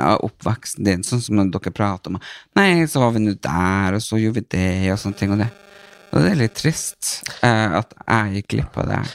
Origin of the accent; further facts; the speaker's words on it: Northern Norway, Norway; moved away as an adult; now in Oslo, Norway; jeg er fra Nord-Norge